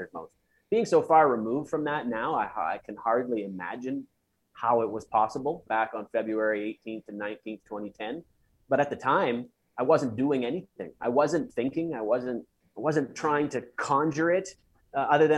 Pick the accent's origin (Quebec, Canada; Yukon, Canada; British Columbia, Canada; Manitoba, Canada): Manitoba, Canada; Russell; Russell, Manitoba, where I came from.